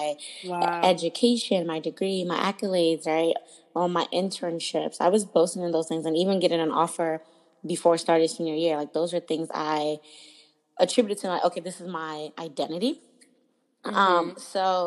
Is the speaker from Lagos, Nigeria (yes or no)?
yes; Lagos, Nigeria; also born or lived in New York / Maryland / Washington, D.C. / Philadelphia; now in Oakland, United States; I was born and raised in Lagos, Nigeria